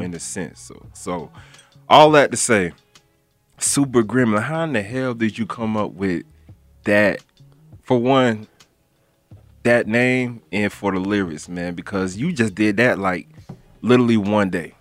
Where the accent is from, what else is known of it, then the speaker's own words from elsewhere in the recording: Broward County, Florida, United States; Now you know you boy from Florida. You feel me? I'm from Broward County.